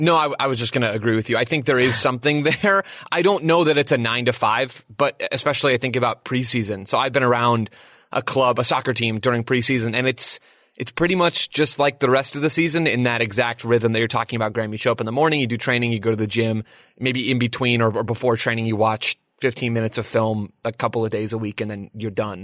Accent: United States; as an American

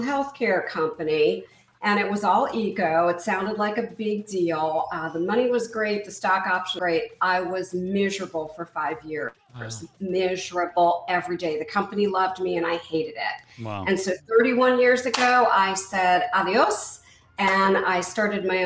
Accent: East Coast, United States; moved away as an adult; also born or lived in Midwest; I grew up in the East Coast

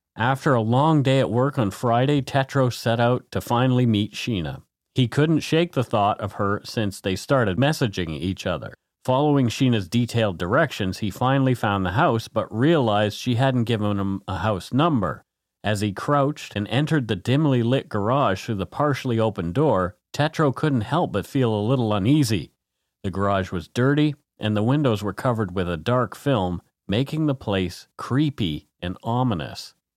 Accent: Canada; We are ordinary Canadian schmucks

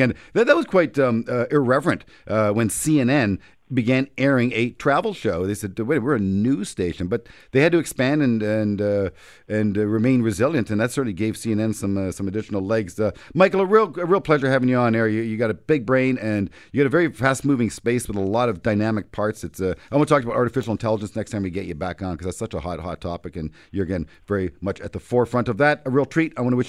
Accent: Canada; As a Canadian, we are generous people.

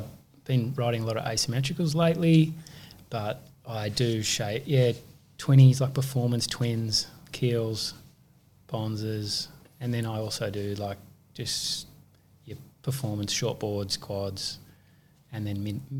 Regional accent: Bronte, New South Wales, Australia; I grew up in Bronte.

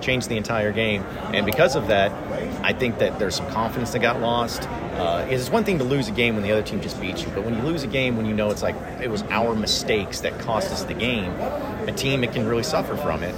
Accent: Arkansas, United States; growing up in Arkansas myself and growing up a Razorback fan, going to the U

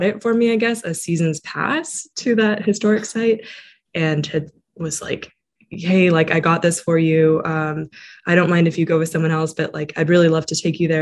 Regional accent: Hope, British Columbia, Canada; gone back to my hometown, which is Hope, BC, basically like small town, 5,000 people

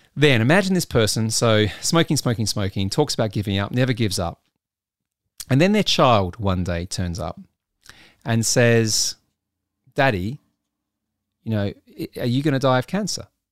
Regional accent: Adelaide, South Australia, Australia; moved away; my hometown of Adelaide, South Australia

